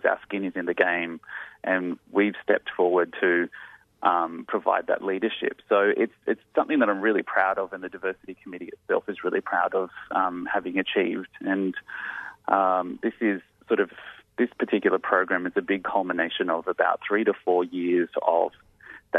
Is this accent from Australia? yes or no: yes; Blacktown, New South Wales, Australia; being raised out in Blacktown in Western Sydney